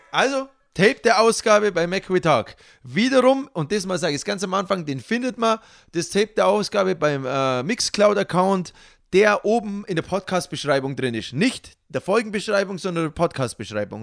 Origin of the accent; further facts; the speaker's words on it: Allgäu, Germany; bei uns im Allgäu